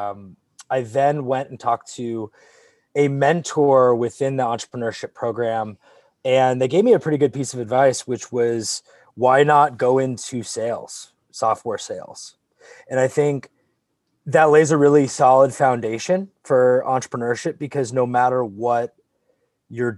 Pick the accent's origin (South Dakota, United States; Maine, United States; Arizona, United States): Arizona, United States; moved away as an adult; also born or lived in Michigan; born and raised in Arizona